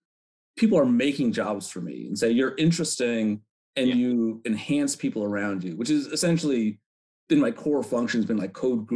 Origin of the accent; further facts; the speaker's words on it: Chicago, Illinois, United States; Why don't you come out to the city and catch a Cubs game? Because I'm from Chicago.